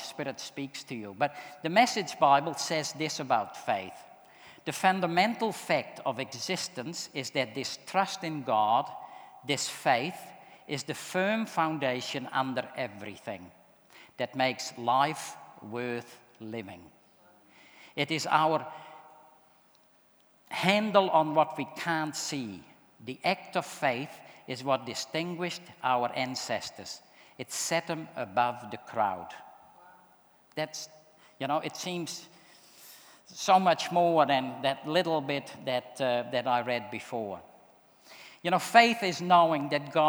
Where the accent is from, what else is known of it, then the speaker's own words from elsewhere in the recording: Netherlands; moved away; I'm from the Netherlands, but I grew up in a Christian home